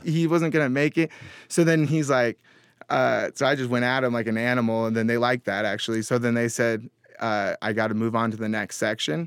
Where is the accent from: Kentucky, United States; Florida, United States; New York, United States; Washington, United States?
Washington, United States; Mill Creek; I grew up in Washington State.